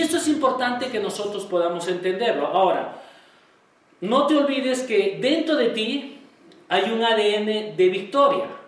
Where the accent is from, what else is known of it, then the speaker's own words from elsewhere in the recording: Peru; todos nosotros como peruanos